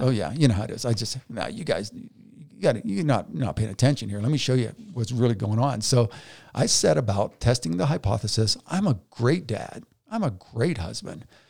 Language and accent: English; United States; I'm an American